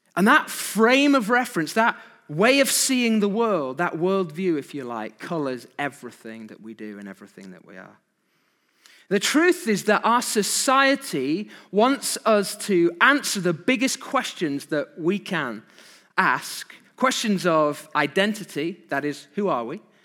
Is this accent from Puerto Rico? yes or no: no; United Kingdom; Who are we as British people?